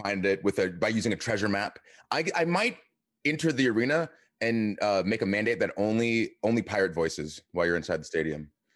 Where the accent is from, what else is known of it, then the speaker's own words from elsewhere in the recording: Atlanta, Georgia, United States; I am from Atlanta